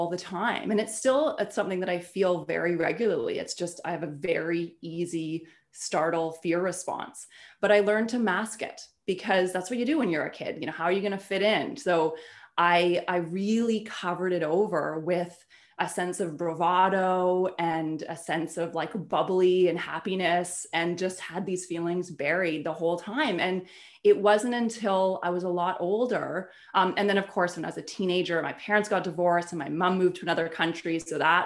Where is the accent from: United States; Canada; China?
Canada; I'm Canadian and I grew up in a very small town, beautiful, peaceful, small town in Canada